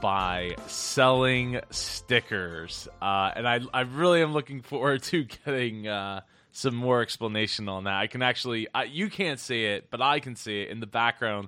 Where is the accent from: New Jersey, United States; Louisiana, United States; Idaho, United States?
New Jersey, United States; I'm from South Jersey. It's just outside of Philly